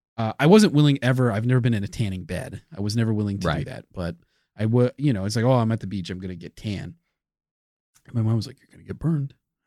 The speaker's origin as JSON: {"language": "English", "region": "Ohio", "country": "United States", "said": "from Ohio."}